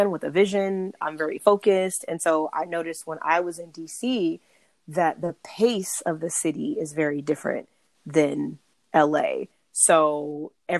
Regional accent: Los Angeles, California, United States; also born or lived in Long Beach / Washington, D.C. area; I'm from Los Angeles and by way of Long Beach, and I actually lived in the DC area for about 2 years.

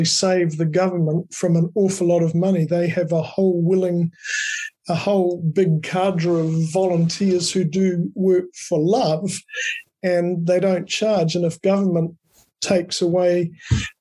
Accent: Dunedin, Otago, New Zealand; I was born in Dunedin

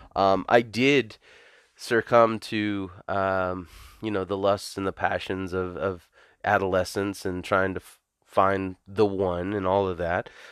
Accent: the South, United States; also born or lived in California; I come from the South.

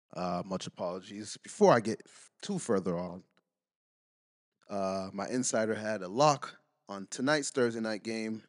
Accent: United States; I'm American

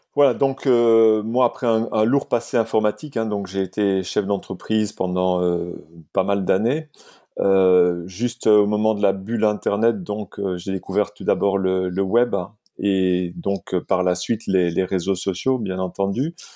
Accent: Liège, Wallonia, Belgium; now in France; je suis liégeois de naissance et français d'adoption.

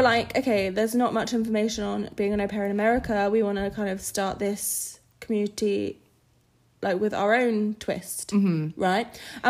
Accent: United Kingdom; moved away as an adult; now in United States; We drink tea. We're British.

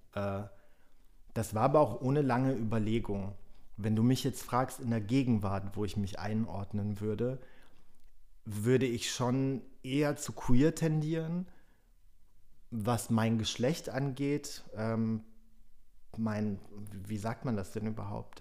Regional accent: Germany; first language Polish; German is a second language; also born or lived in Berlin / Frankfurt; ich bin natürlich in Deutschland aufgewachsen

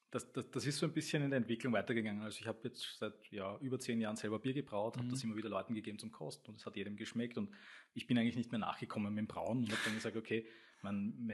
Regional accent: Stammersdorf, Vienna, Austria; Ich komme aus Stammersdorf

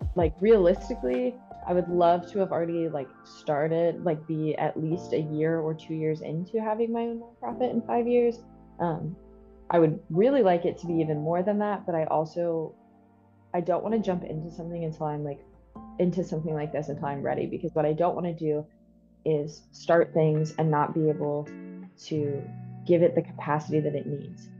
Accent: Ohio, United States; moved away as an adult; also born or lived in Kentucky; now in Jackson, United States; I'm originally from Ohio

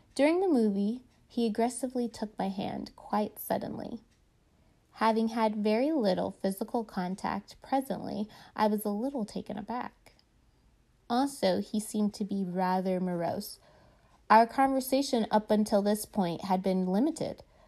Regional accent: North Carolina, United States; moved away as an adult; also born or lived in Phoenix, Arizona; I just moved back to North Carolina, my home state, from Phoenix, Arizona

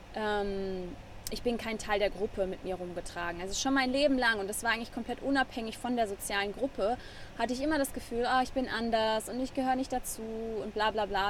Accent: Germany; first language German; moved away as an adult; now in Nosara, Costa Rica; das natürlich mein Heimatland ist und auch meine Muttersprache

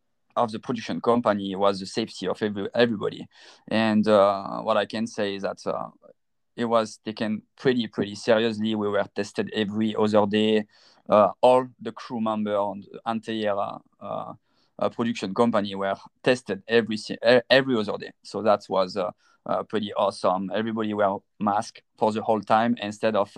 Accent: France; moved away as an adult; now in United States; I'm originally from France

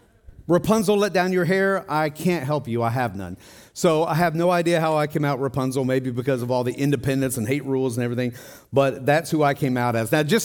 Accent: Tennessee, United States; moved away; also born or lived in Ohio / Wisconsin / Colorado; Well, I came from Wisconsin, but I lived in Colorado before that, but I'm from Tennessee. Oh, so you were born in Tennessee. No, I was actually born in Ohio, but I moved to Tennessee.

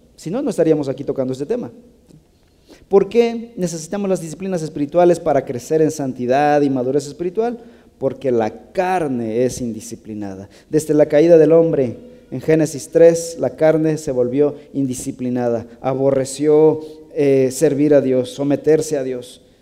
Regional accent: Mexico; somos creativos los mexicanos

